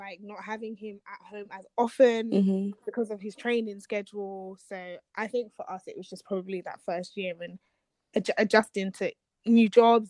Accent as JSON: {"language": "English", "country": "Nigeria"}